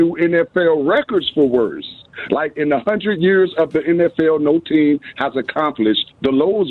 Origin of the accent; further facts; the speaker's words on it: Chicago, Illinois, United States; moved away as an adult; now in Memphis, United States; I'm in Memphis, Tennessee. Been here for about 20 years. I'm from Chicago, born and bred.